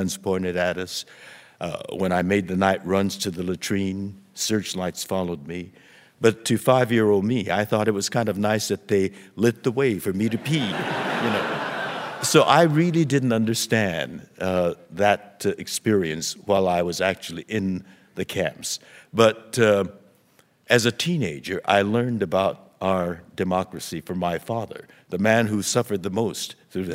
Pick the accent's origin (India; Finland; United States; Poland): United States; Los Angeles, California; when I was 5 years old, soldiers came to our home in Los Angeles